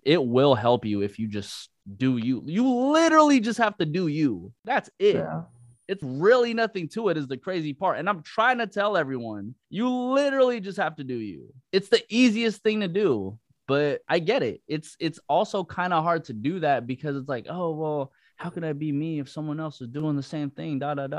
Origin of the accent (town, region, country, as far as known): Bay Area, California, United States; now in Los Angeles, United States